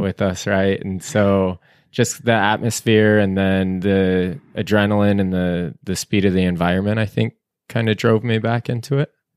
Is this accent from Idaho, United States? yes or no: yes; Boise, Idaho, United States; I grew up in the Boise area.